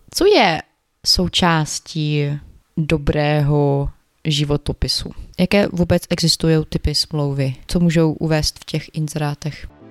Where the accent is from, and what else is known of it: Ukraine; Czech is a second language; now in Czech Republic